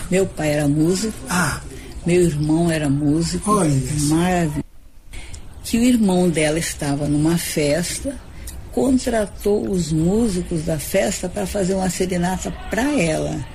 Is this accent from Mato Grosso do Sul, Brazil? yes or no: yes; Maracaju, Mato Grosso do Sul, Brazil; now in Campo Grande, Brazil; Eu sou maracajuense, meu marido era de Bela Vista. A gente se conheceu aqui